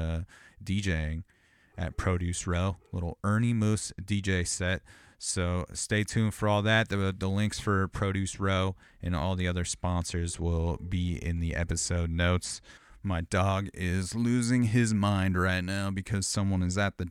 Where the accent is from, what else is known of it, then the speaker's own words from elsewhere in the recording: Riverside, California, United States; I grew up in Southern California, like in the Inland Empire, Riverside area